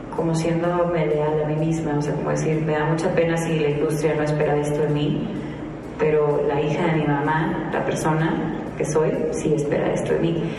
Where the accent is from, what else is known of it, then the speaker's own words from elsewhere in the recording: Guadalajara, Jalisco, Mexico; traigo mi nueva gira, el Feliz Breakup Tour, a mi tierra, Guadalajara.